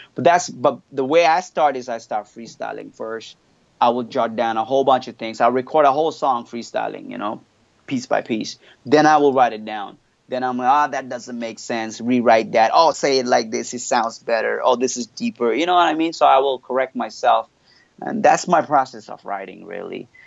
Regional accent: Montreal, Quebec, Canada; first language French; English is a second language; moved away as an adult; also born or lived in Australia; now in Indonesia; I was born and raised in Montreal, so I, French is my first language.

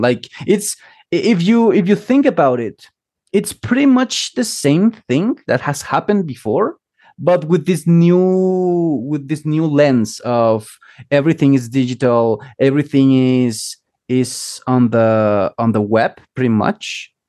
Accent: Chiapas, Mexico; moved away; originally from Mexico, uh, from Chiapas, which is like the southernmost state in Mexico.

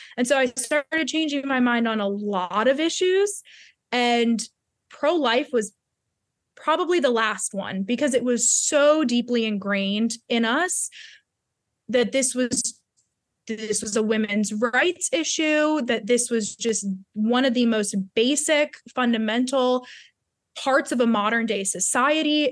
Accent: Baltimore, Maryland, United States; I went to a secular private school growing up outside of Baltimore, Maryland

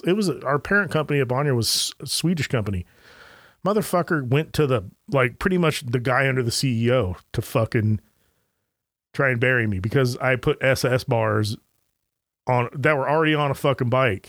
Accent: Anaheim, California, United States; I grew up in Anaheim, California

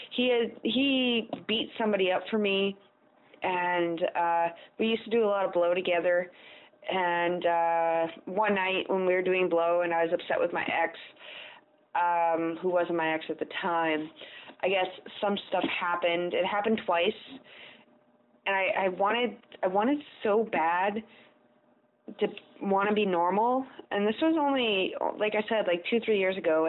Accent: Canada; I'm Canadian

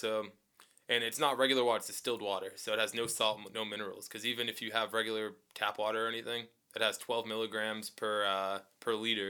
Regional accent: East Coast, United States; Because I'm from the East Coast. We don't have In-N-Out in the East Coast.

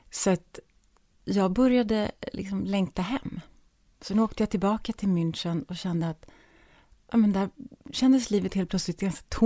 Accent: Stockholm, Stockholm County, Sweden; moved away; also born or lived in Munich; hemma i Stockholm.

